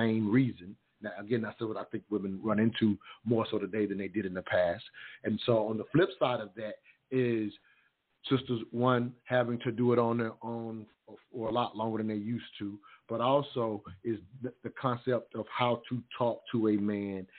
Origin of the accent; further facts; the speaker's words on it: the South, United States; I come from the South